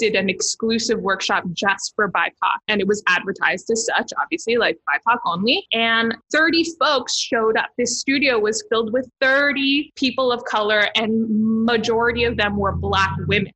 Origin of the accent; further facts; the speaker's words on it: Toronto, Ontario, Canada; moved away as an adult; now in Hamilton, Canada; I'm originally from Toronto, born and raised in Toronto. And then I moved to Hamilton a few years ago